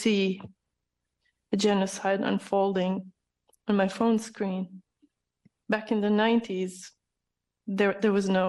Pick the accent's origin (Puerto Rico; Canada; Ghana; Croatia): Croatia; now in United States; I'm from Croatia, so I can to some extent understand.